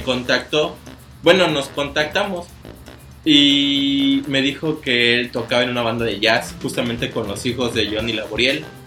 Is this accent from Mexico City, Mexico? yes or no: no; Córdoba, Veracruz, Mexico; moved away as an adult; now in Cancún, Mexico; yo soy de, de Veracruz, de Córdoba